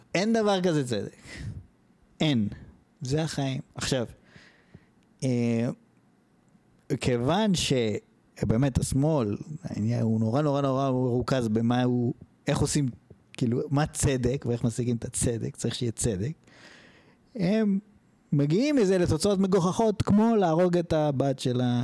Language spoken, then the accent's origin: Hebrew; Israel; האנשים שנולדו פה, אני שנולדתי ב-79